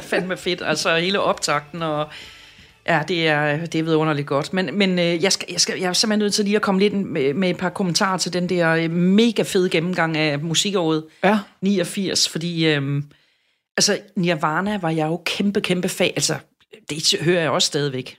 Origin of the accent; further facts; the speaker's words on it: Southern Jutland, Southern Denmark, Denmark; jeg er sønderjyde